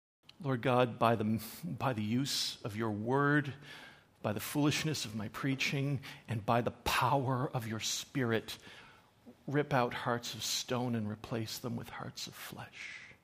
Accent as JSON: {"language": "English", "region": "Newfoundland and Labrador", "country": "Canada", "tie": "born or raised there", "said": "I am a Newfoundlander, born and bred, and despite the lack of an accent, I am actually a Newfoundlander. I have never really lived long, long periods of time elsewhere. I'm from Newfoundland."}